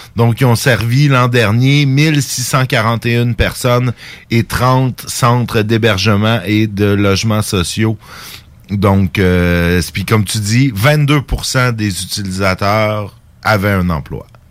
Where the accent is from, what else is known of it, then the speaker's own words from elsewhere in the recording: Saint-Jérôme, Quebec, Canada; c'est ma ville natale